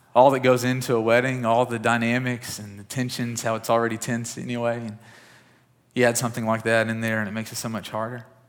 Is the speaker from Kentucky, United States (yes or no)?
yes; West Kentucky, United States; I grew up in West Kentucky